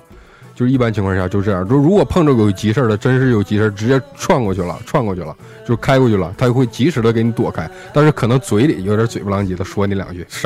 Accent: Northeast China, China; 就是你说我是东北人嘛，东北来的嘛，可能我

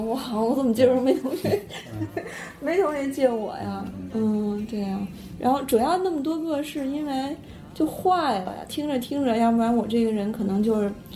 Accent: northern China, China; 因为听不懂广东话，作为北方人

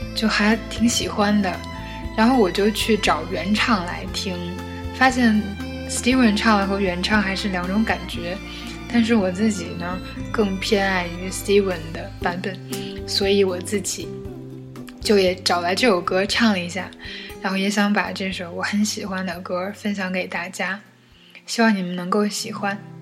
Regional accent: Changchun, Jilin, China; accent: northern; 其实我是吉林人，我是吉林长春人。所以就是北方人的口音

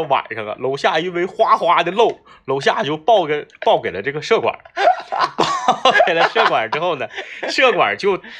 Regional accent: Northeast China, China; 呃，确实我们东北人长时间吹空调也是不太习惯。

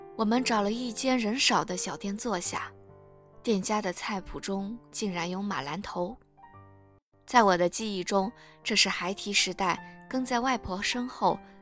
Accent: southern China, China; 我也是南方人，但是我们家门前是一条大江，并没有挨家挨户，沿河而居

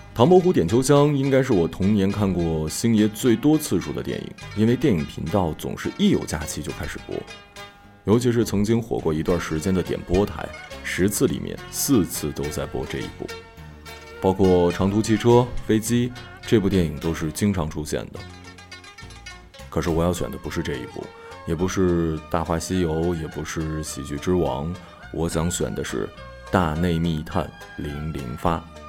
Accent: China; 作为一个中国人，一个八零后、九零后的中国人

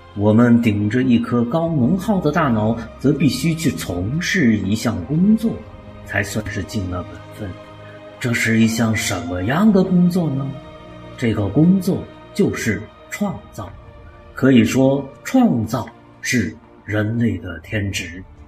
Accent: Hunan, China; 咱们湖南人的表达方式

